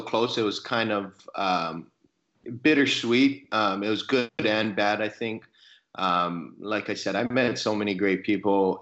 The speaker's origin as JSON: {"language": "English", "region": "Hawaii", "country": "United States", "tie": "born or raised there", "also_born_or_lived": "Arizona / Oklahoma", "moved": "as an adult", "said": "I, I grew up in Hawaii, so I played high school baseball in Hawaii"}